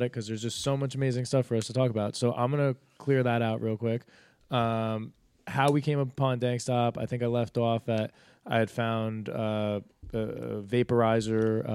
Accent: New Jersey, United States; Like we came from Jersey

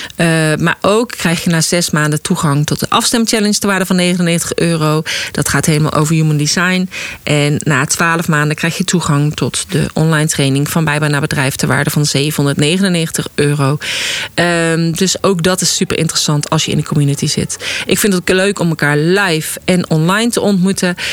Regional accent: North Brabant, Netherlands; moved away; ik kom uit Brabant, waar je bijna elk weekend wel een verjaardag hebt

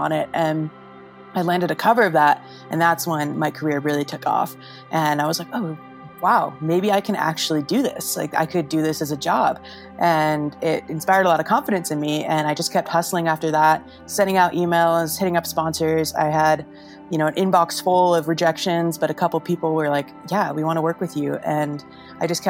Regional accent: Idaho, United States; also born or lived in Salt Lake City; My folks were like classic ski bums, and we were living in Idaho

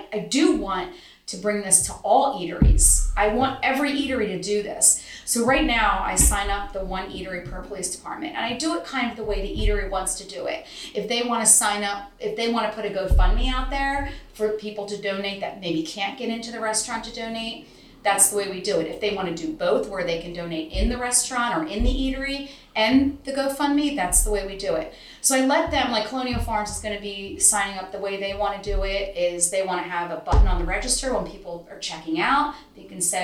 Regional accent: Newtown, Pennsylvania, United States; Newtown Borough and Newtown Township, because that's my hometown department

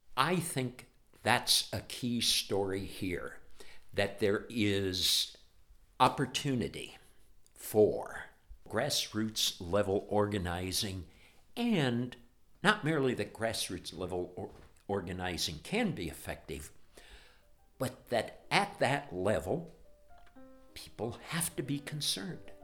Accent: Ohio, United States; I grew up in Ohio

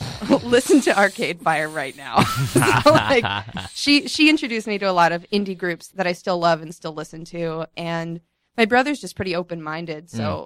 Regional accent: Maryland, United States; also born or lived in Sri Lanka / Egypt; Well, I was born in Sri Lanka, and then my family moved to Egypt, and then we came to the States when I was about 9, and then we lived in Maryland, just north of D.C.

